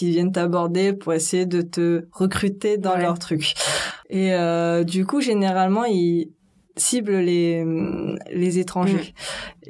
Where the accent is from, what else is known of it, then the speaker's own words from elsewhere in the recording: France; moved away as an adult; also born or lived in Paris; now in South Korea; Je suis née en France. Je suis née en France